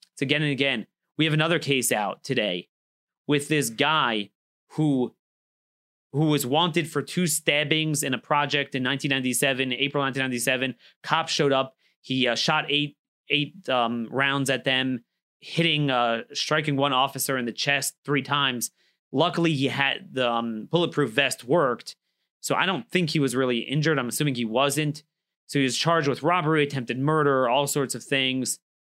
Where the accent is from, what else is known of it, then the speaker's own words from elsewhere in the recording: Baltimore, Maryland, United States; my hometown of Baltimore.